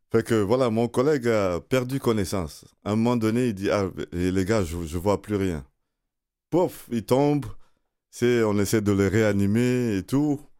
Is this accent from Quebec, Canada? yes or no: yes; Quebec, Canada; Canadien, Québécois et très fier aussi.